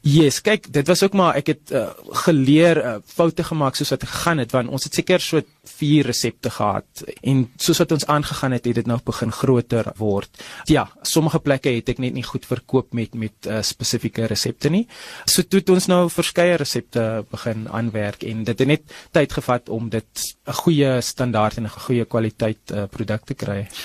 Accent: Paarl, Western Cape, South Africa; moved away as an adult; now in Gauteng, South Africa; ek is in die Parel gebore. Ek kom van die Parel af

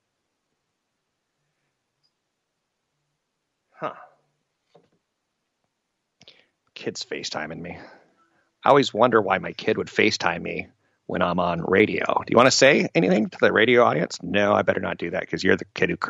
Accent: United States; me being American

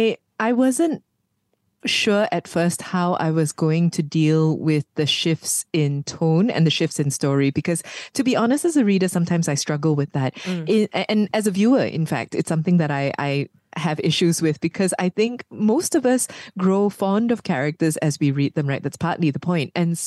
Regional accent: Malaysia; I am a Malaysian-born Chinese.

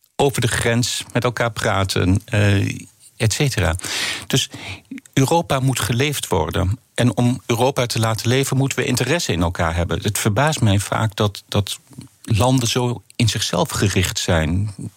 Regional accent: Netherlands

